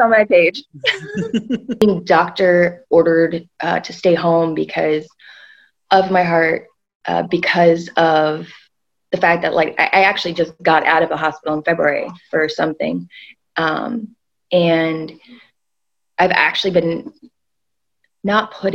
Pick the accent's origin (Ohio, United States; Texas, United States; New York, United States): New York, United States; I was born in New York